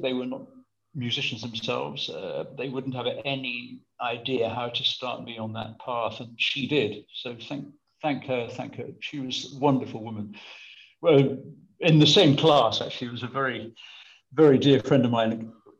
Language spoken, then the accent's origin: English; Birmingham, West Midlands, United Kingdom; also born or lived in Sutton Coldfield; Well, it was thanks to Birmingham schools. Actually, it wasn't Birmingham. It was Sutton Coldfield by then because we'd moved out of Birmingham. We were in Sutton Coldfield and it was the local infant school